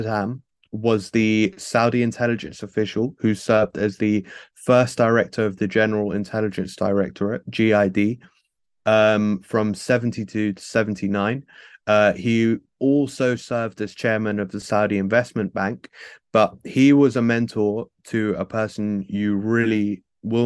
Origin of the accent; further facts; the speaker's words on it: United Kingdom; as a British person